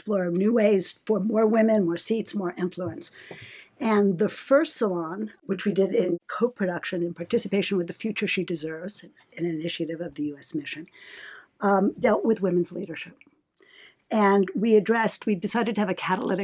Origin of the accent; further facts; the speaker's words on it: New York, United States; moved away as an adult; now in Geneva, Switzerland; Originally from New York, but I've been in Geneva for 20 years